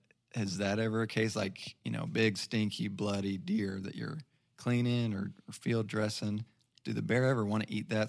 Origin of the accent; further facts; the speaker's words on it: Fort Smith, Arkansas, United States; I grew up in Fort Smith